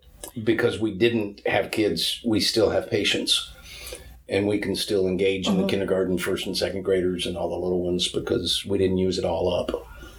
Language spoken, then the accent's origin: English; Bardstown, Kentucky, United States; And I grew up in Central Kentucky in Bardstown.